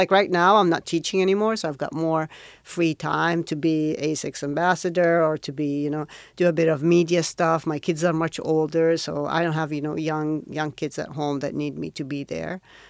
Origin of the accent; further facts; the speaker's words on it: Riyadh, Riyadh Province, Saudi Arabia; now in Jeddah, Saudi Arabia; I was born in Riyadh, and I went to school in Riyadh. I'm originally from Mecca, but my dad had moved to Riyadh for a job, and I lived there most of my adult life until I got married, and then I moved to Jeddah.